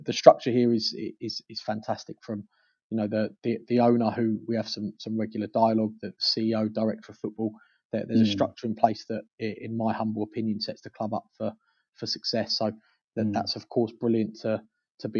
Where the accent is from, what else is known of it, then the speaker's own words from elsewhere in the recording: London, United Kingdom; moved away; I'm from North London